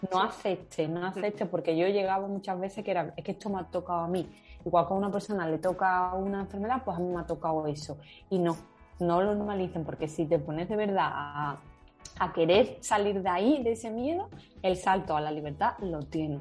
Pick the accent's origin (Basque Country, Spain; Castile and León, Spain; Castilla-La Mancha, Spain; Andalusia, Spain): Andalusia, Spain; Seville; also born or lived in Madrid; yo soy sevillana